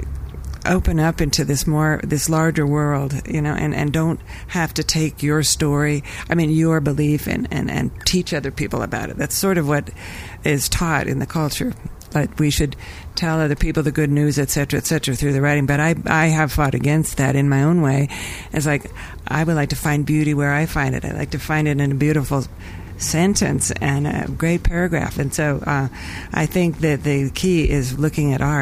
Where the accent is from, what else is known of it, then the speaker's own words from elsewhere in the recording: Las Vegas, Nevada, United States; I grew up in Las Vegas